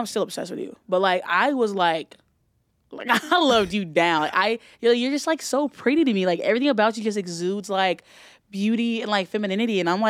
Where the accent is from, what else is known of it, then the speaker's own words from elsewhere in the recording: Alabama, United States; born there; Yeah, I was born in Alabama.